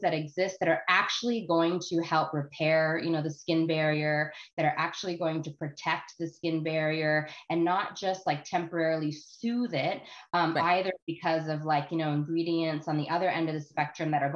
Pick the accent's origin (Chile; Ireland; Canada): Canada; also born or lived in United States; I live in Canada now